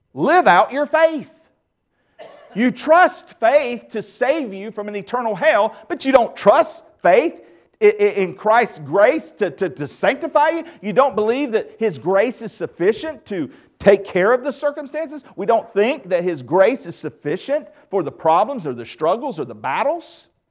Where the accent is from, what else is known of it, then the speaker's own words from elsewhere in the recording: the Bible Belt, United States; growing up in the Bible Belt